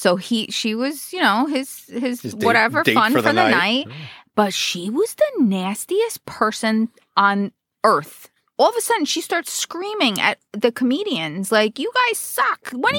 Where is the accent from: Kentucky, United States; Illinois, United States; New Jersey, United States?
New Jersey, United States; Roselle Park; My hometown.